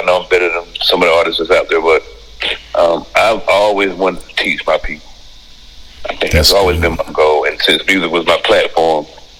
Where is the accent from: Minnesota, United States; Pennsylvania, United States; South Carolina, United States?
South Carolina, United States; Dillon; moved away; also born or lived in Washington, D.C.; I'm from Dillon, South Carolina, little town. A little town most people wouldn't expect.